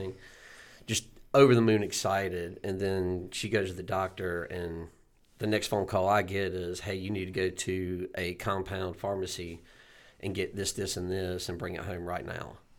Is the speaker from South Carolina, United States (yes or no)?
yes; Boiling Springs, South Carolina, United States; I'm from Bowling Springs, South Carolina, here in Spartanburg